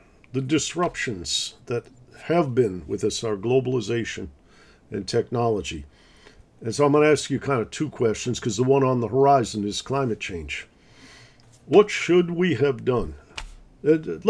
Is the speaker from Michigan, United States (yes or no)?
yes; Detroit, Michigan, United States; I grew up in Detroit